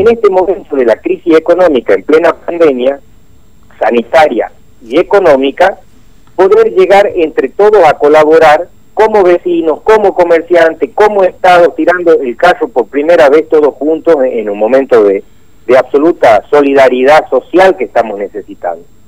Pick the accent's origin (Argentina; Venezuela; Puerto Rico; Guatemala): Argentina